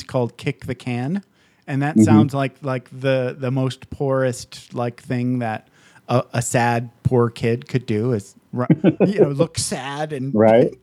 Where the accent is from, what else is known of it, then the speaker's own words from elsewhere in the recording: Michigan, United States; I grew up in Michigan